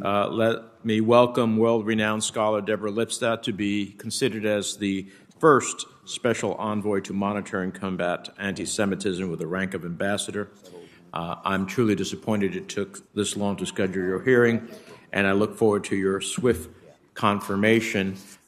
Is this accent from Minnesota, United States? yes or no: no; New Jersey, United States; from Europe to Latin America to in my home state of New Jersey